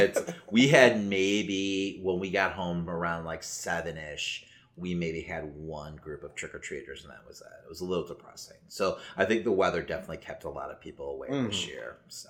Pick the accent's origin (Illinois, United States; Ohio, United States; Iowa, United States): Illinois, United States; Chicago; I being a Chicagoan, like, I'm used to, like, you know, having to trick-or-treat with a winter jacket on.